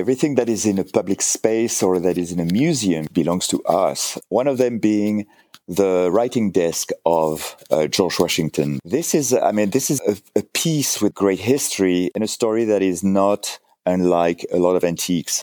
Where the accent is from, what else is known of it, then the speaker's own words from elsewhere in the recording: a village outside Cannes, Provence-Alpes-Côte d'Azur, France; English is a second language; moved away as an adult; also born or lived in United States; now in Connecticut, United States; I'm French, from the south of France, a little village, uh, one of those birch village, you know, like, uh, outside of Cannes.